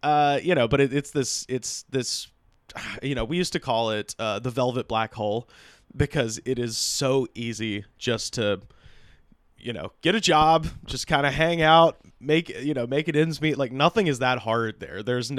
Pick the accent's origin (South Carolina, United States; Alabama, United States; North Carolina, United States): Alabama, United States; Auburn; moved away as an adult; now in Los Angeles, United States; Born and raised in Auburn.